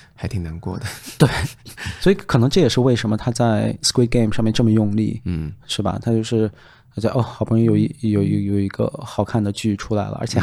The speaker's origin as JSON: {"language": "Chinese", "country": "China", "said": "我们中国人可能看中文电影都会"}